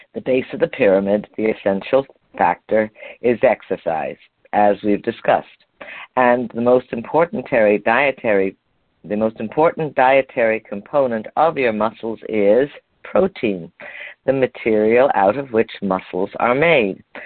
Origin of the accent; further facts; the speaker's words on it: Montreal, Quebec, Canada; moved away; You know that's where I'm from originally. That's where I was born in Montreal